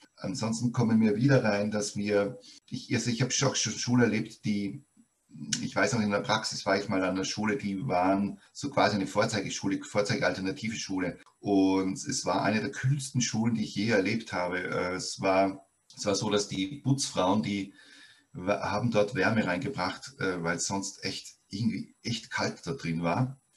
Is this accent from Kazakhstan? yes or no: no; Austria; bei uns in Österreich